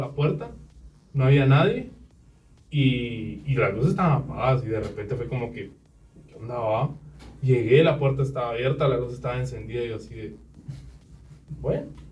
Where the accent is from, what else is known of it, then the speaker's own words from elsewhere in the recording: Guatemala; nosotros que somos guatemaltecos.